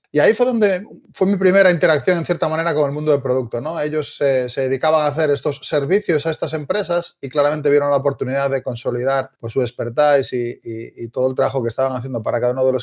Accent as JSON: {"language": "Spanish", "region": "Galicia", "country": "Spain", "accent": "Galician", "lives_now": "Barcelona, Spain", "said": "no sé si aún se me sigue notando un poco el acento, pero soy gallego. Eh, llevo ya unos cuantos, unos cuantos años en Barcelona, con lo cual algo he perdido seguro."}